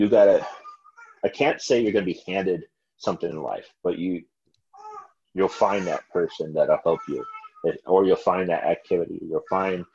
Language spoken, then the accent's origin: English; United States; moved away as an adult; also born or lived in Wyoming / Colorado / North Carolina; I grew up in Wyoming and Colorado